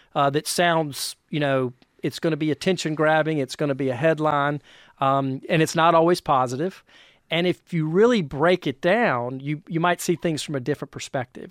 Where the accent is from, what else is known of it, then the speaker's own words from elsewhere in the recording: North Carolina, United States; moved away as an adult; now in North Georgia, United States; I'm originally from North Carolina